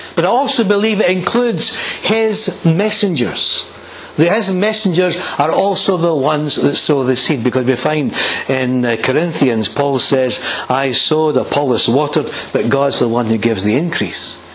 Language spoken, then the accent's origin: English; Blackridge, Scotland, United Kingdom; I was brought up in Blackridge Village, village about 2,000 people